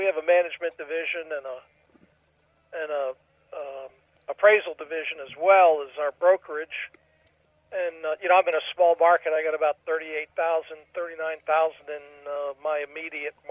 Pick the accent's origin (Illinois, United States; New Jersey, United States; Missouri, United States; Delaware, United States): Delaware, United States; Dover; also born or lived in Pennsylvania; I was born and raised in Dover